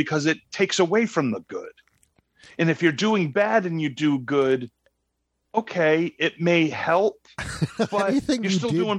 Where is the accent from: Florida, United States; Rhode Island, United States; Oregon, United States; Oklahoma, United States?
Rhode Island, United States; accent: Rhode Island; There's my Rhode Island accent came out.